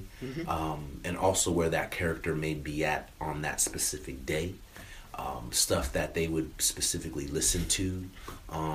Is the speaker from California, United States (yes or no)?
yes; California, United States; I grew up in California